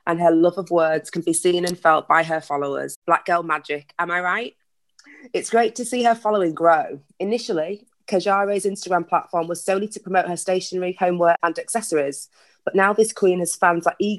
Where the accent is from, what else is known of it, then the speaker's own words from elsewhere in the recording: just outside of Hull in Yorkshire, Yorkshire and the Humber, United Kingdom; Both our parents are from Ghana. We were born just outside of Hull in Yorkshire